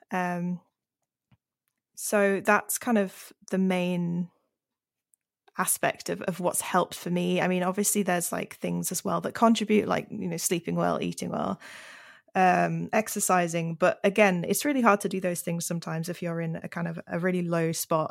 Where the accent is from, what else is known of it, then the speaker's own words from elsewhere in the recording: Yorkshire and the Humber, United Kingdom; moved away as an adult; also born or lived in Cornwall; I grew up in Yorkshire